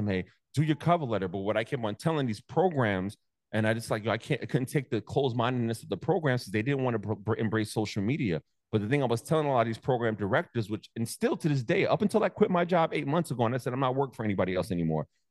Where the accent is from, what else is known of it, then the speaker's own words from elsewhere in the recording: New York City, New York, United States; also born or lived in Staten Island, New York; I'm originally from Brooklyn